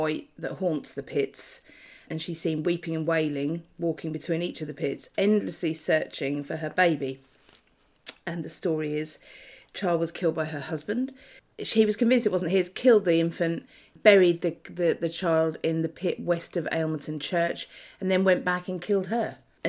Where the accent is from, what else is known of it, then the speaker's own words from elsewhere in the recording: Norfolk, East of England, United Kingdom; I'm from Norfolk.